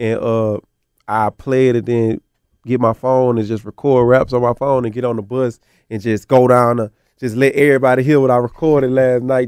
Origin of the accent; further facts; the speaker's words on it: the South, United States; being from the South